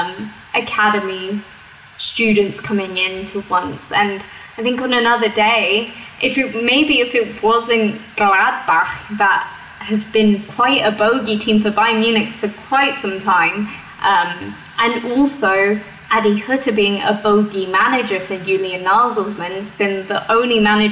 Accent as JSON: {"language": "English", "country": "United Kingdom", "moved": "yes", "lives_now": "Germany", "said": "my home country back in the UK"}